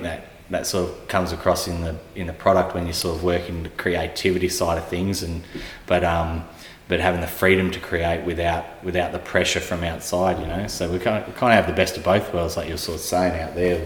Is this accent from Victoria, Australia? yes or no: no; Tasmania, Australia; growing up in Tassie